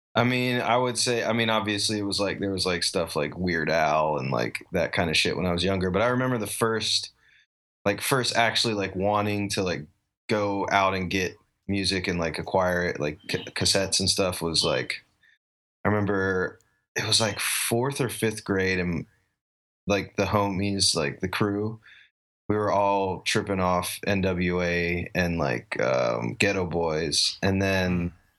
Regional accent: Asheville, North Carolina, United States; now in Austin, United States; I grew up in Asheville, North Carolina, um, mountain town in western North Carolina

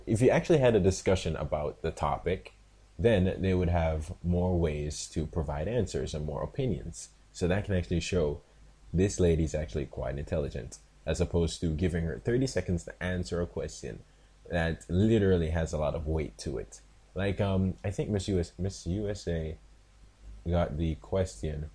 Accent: Jamaica; Like, I am a Jamaican. I live in Jamaica

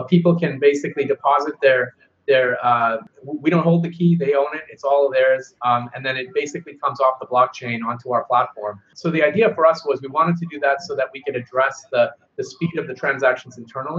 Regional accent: Seattle, Washington, United States; I'm from Seattle

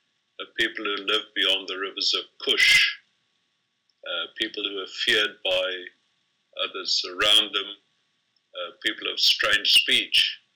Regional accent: Kenya; born there; I was born in Kenya, but I did not know anything about the Rendili

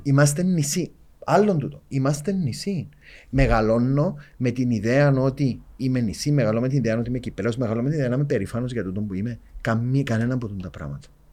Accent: Cyprus; accent: Cypriot; δεν είμαστε περήφανοι που είμαστε Κυπρέοι

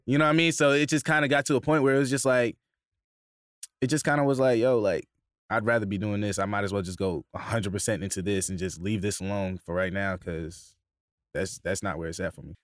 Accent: Bay Shore, New York, United States; originally I'm from Bayshore, New York, on, it's on, in Long Island

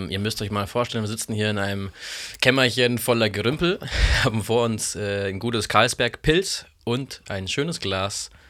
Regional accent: Baden-Württemberg, Germany; Ähm, eigentlich aus dem tiefsten äh, Schwarzwald, soweit ich weiß.

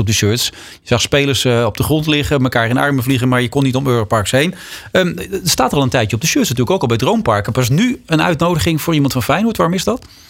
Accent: Netherlands; zeg ik nu ook een beetje als Nederlander

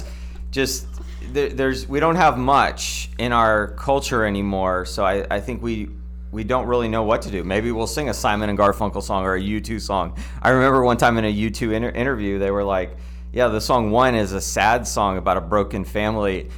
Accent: United States; I'm an American

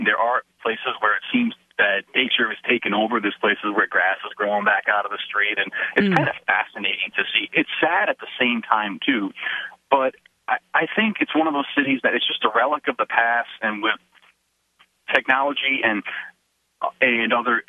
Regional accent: Northeast, United States; moved away as an adult; now in Michigan, United States; I'm from the Northeast originally, so I've only lived in the state for a few years

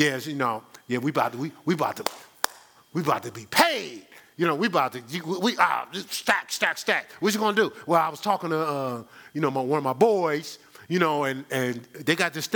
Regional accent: Newark, New Jersey, United States; I'm from Newark, New Jersey.

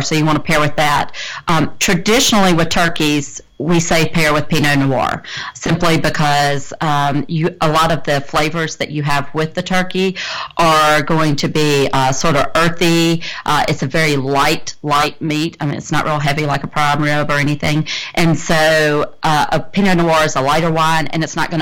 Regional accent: South Mississippi, United States; growing up in South Mississippi

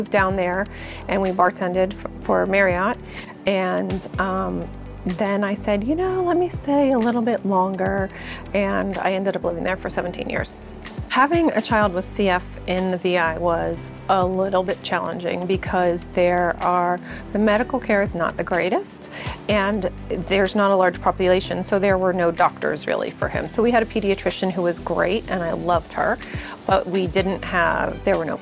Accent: Connecticut, United States; moved away as an adult; also born or lived in Virgin Islands; I grew up in Connecticut

